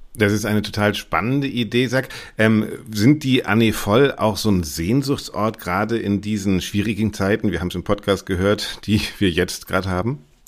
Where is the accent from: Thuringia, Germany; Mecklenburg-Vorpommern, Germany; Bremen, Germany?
Bremen, Germany; Ich bin aufgewachsen in Bremen